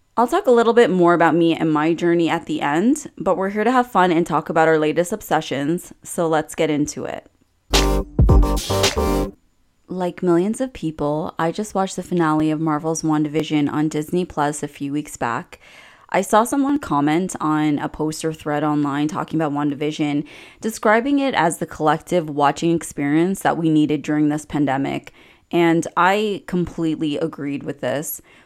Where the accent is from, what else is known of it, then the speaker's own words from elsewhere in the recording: Canada; as a Canadian